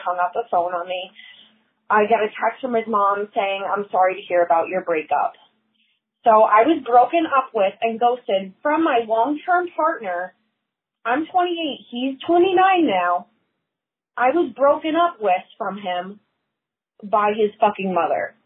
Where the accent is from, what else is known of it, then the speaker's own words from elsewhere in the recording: Long Island, New York, United States; I'm from Long Island, New York